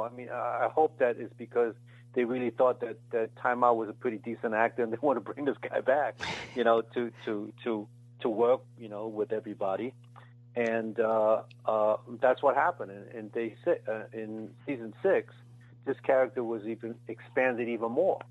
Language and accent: English; United States; born or raised there